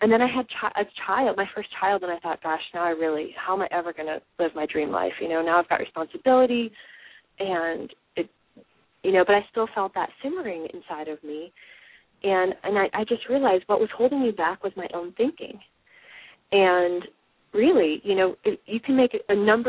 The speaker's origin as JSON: {"language": "English", "region": "Midwest", "country": "United States", "said": "I'm from the Midwest"}